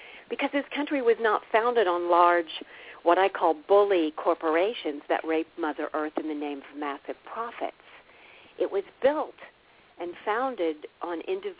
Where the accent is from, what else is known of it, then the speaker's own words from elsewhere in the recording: Midwest, United States; I was raised in the Midwest, seen and not heard